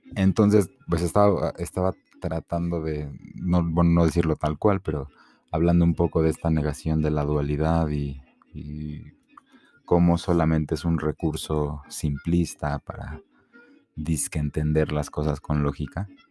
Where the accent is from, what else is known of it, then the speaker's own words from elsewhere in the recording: Mexico City, Mexico; soy un chilango, este, mm, mi, mi, padre es de Veracruz, mi madre es de Torreón y pues yo nací aquí.